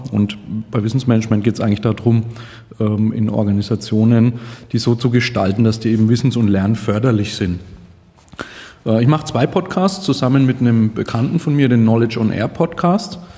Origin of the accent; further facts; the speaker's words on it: Nuremberg, Bavaria, Germany; Äh, ich komme aus Nürnberg, einem schönen Frankenland.